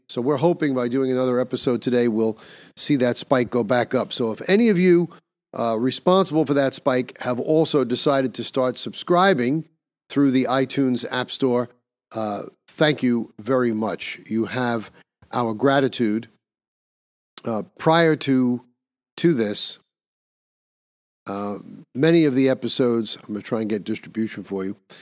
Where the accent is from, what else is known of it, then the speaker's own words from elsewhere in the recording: New York, United States; my home state of New York